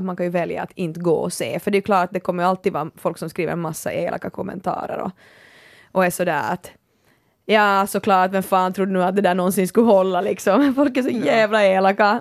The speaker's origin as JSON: {"language": "Swedish", "area": "Kaskö and Närpes", "region": "Ostrobothnia", "country": "Finland", "tie": "born or raised there", "moved": "yes", "said": "jag har haft sådär vet du kaskö i ryggen och, och närpes"}